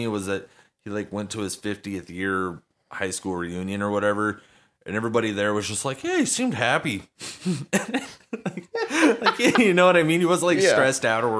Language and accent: English; United States; I'm American.